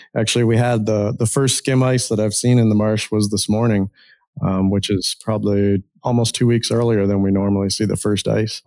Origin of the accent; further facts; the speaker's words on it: Ontario, Canada; moved away as an adult; now in Ohio, United States; I grew up in Ontario, Canada, originally a Canadian, I guess still Canadian.